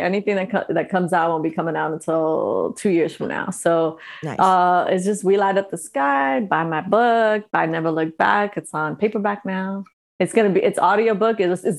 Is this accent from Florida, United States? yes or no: no; New York, United States; now in Los Angeles, United States; I've been here for so long and I still feel like I'm from New York, you know? Where are you from? I'm from New York.